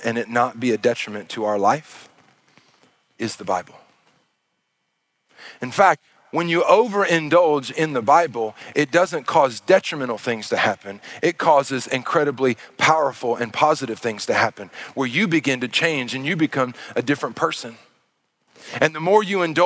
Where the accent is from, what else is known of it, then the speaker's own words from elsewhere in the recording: Arkansas, United States; moved away; I'm from Arkansas